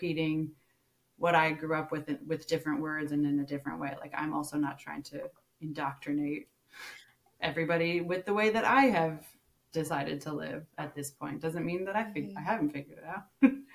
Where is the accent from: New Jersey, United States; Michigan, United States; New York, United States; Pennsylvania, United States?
New Jersey, United States; moved away as an adult; now in American South, United States; someone who moved from North Jersey to the South recently, and seeing lots of churches and being in the Bible Belt